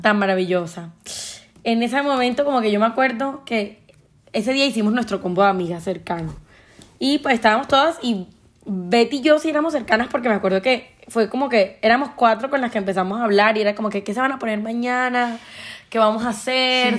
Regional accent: Colombian Caribbean coast, Colombia; soy colombiana, costeña

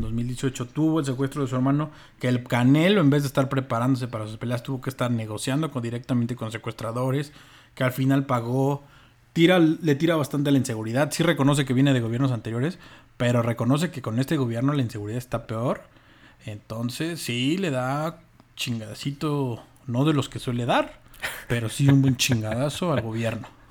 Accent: Mexico

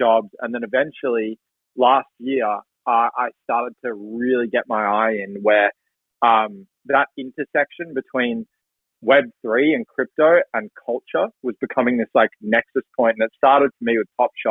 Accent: Melbourne, Victoria, Australia; And so I grew up in Melbourne, Australia.

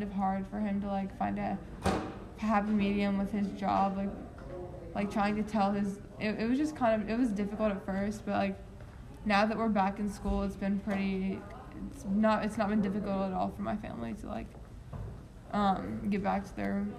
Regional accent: Nashville, Tennessee, United States; now in Nolensville, United States; I was born and raised in Nashville

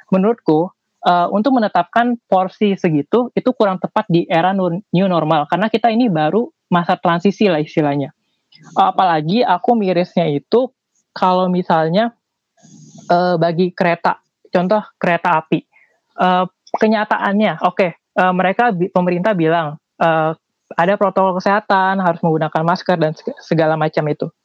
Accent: Jakarta, Indonesia; Iya, aku dari Jakarta.

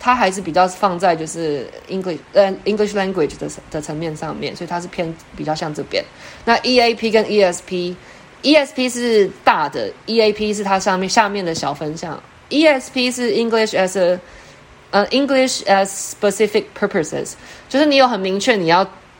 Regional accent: Taiwan; now in Cambridge, United Kingdom; 我们台湾台湾的英语考试其实就都是 EFL

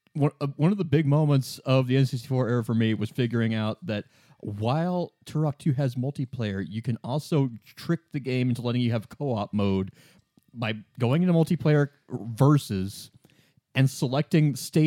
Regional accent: Midwest, United States; I'm from the Midwest.

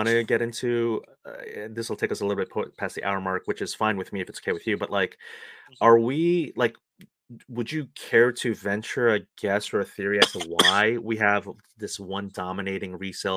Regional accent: Fort Lauderdale, Florida, United States; also born or lived in Queens, New York; I grew up in Fort Lauderdale too

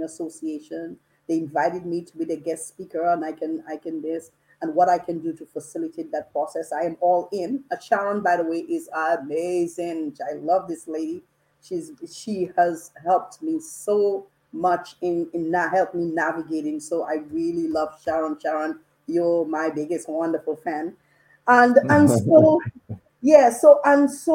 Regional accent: Dominica; I grew up in Dominica

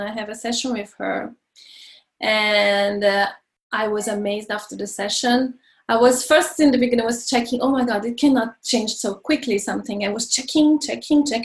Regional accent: Brazil; moved away as an adult; now in France; I'm from Brazil and I moved to France when I was uh, 22

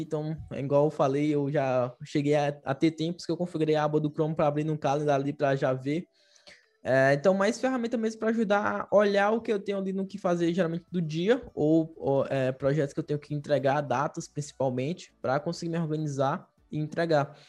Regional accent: Fortaleza, Ceará, Brazil; moved away; Eu também, eu sou lá de Fortaleza, Ceará.

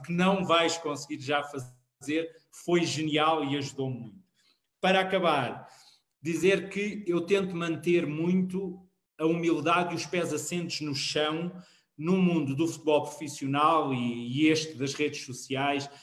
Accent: Queluz, Lisbon, Portugal; eu sou de Queluz Montabrão

